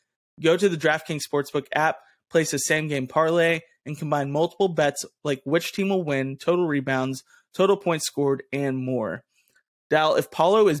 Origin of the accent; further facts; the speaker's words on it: Georgetown, Kentucky, United States; my hometown of Georgetown, Kentucky